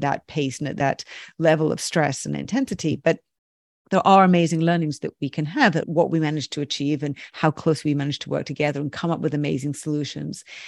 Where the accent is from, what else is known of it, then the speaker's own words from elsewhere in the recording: United Kingdom; I'm very British